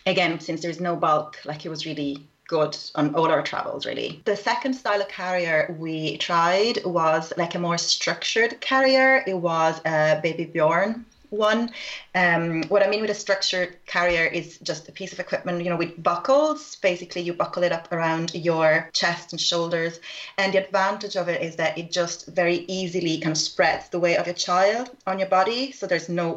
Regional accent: Rome, Lazio, Italy; I am from Rome

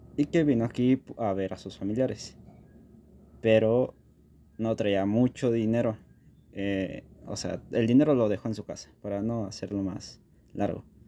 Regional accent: Mexico City, Mexico; yo soy de la Ciudad de México

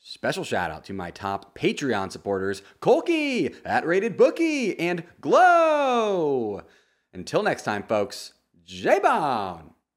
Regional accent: United States; As an American sports fan

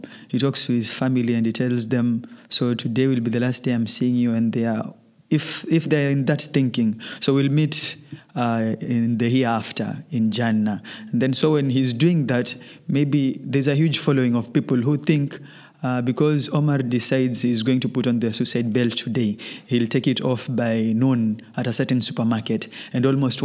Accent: Kenya; our country

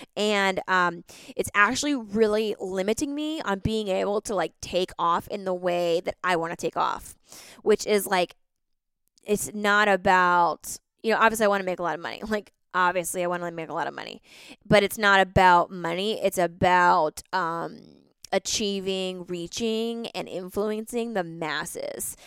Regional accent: East Coast, United States; I grew up on the East Coast

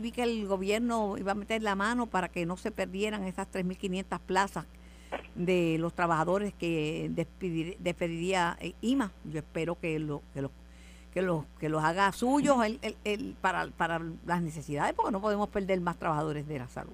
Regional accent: Mayagüez, Puerto Rico; also born or lived in Río Piedras; en mi casa nunca hubo aire acondicionado, nunca, nunca, nunca, nunca en Mayagüez

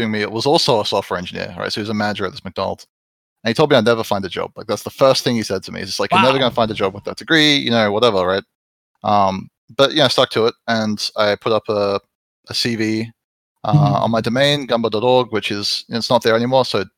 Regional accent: Perth, Western Australia, Australia; moved away as an adult; also born or lived in Los Angeles, United States; I grew up in Western Australia

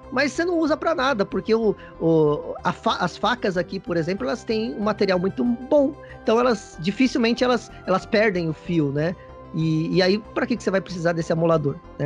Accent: Brazil; now in Japan; eu sou brasileiro

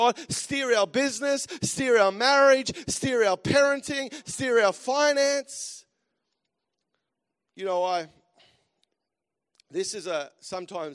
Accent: Australia; moved away as an adult; also born or lived in United States; As Aussies, and I love being back home, and because I'm an Aussie, that's for sure, and just lived in America for, about a year and a half

